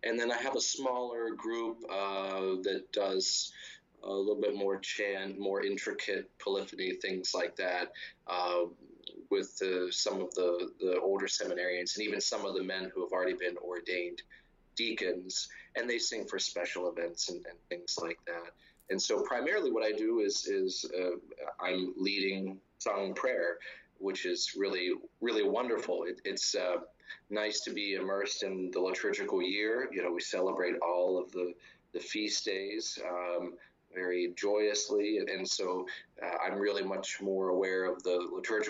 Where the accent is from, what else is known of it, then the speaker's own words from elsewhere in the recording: Martinsburg, Pennsylvania, United States; now in Rome, Italy; I grew up in a little town called Martinsburg, which is near Altoona in western Pennsylvania, about 100 miles east of Pittsburgh